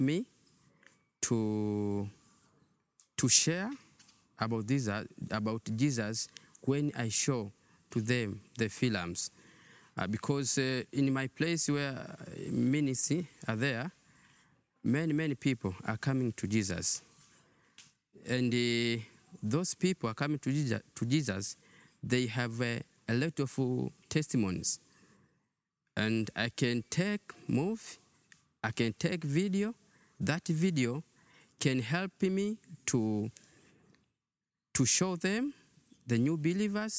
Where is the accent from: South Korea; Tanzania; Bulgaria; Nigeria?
Tanzania; Tanga, Tanga Region; So I'm come from Tanga.